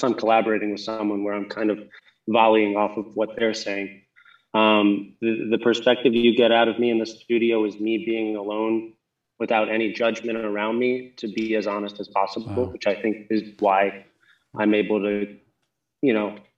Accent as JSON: {"language": "English", "town": "Jackson", "region": "Wyoming", "country": "United States", "tie": "born or raised there", "also_born_or_lived": "New Jersey", "said": "I always call Wyoming home, even though I spent, you know, my first 11 years in New Jersey"}